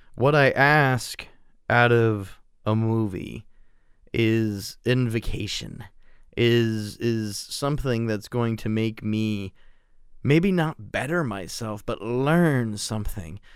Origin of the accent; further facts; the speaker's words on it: United States; being an American